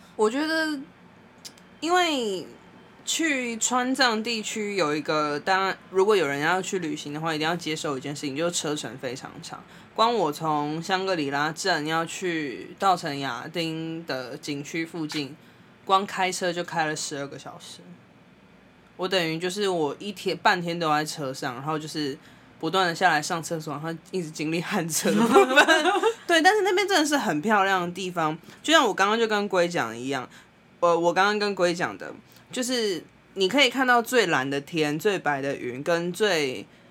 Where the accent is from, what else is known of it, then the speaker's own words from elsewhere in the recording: Taiwan; 我们来自哪里，台湾